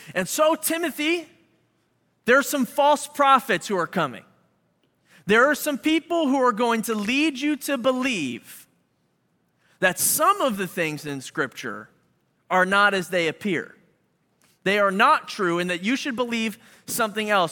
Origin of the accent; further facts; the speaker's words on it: Philadelphia, Pennsylvania, United States; now in Chicago, United States; we're from Philly